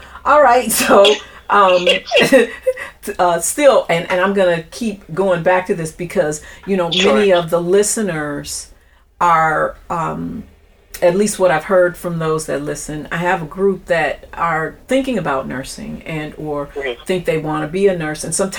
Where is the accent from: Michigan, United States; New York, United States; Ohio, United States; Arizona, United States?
Michigan, United States; Grand Rapids; I was born and raised in Grand Rapids, Michigan.